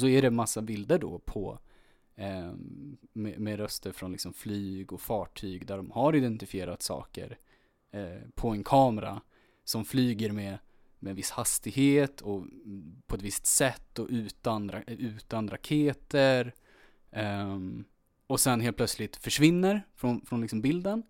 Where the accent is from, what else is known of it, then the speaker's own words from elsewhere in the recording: Örebro, Örebro County, Sweden; jag är född i Örebro